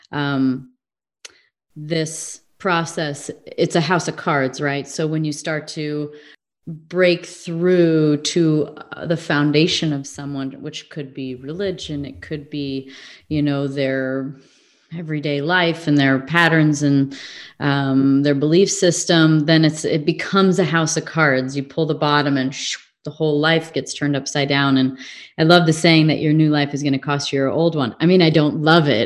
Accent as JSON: {"language": "English", "region": "Midwest", "country": "United States", "tie": "born or raised there", "also_born_or_lived": "England / California", "lives_now": "Arizona, United States", "said": "if i lived in england for a while i grew up in the Midwest. I lived sort of in the South."}